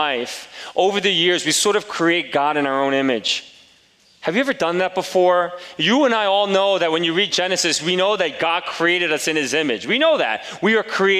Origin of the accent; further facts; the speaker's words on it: Palisades Park, New Jersey, United States; also born or lived in Korea / Elmhurst, Queens, New York; third grade, my parents moved, took the whole family over across the bridge, two bridges, to Palisades Park, New Jersey in the early 80s